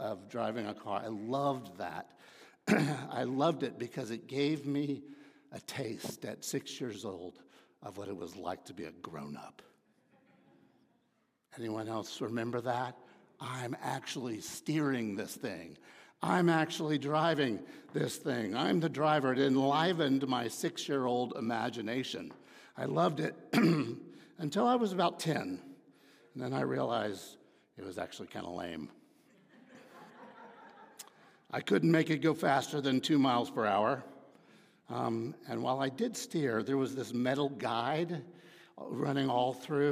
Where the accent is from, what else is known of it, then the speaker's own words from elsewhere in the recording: Dallas, Texas, United States; I grew up in Dallas